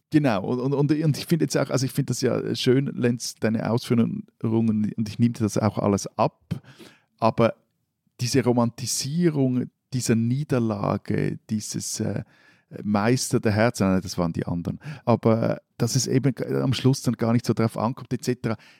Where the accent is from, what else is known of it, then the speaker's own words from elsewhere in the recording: Switzerland; meine Landsleute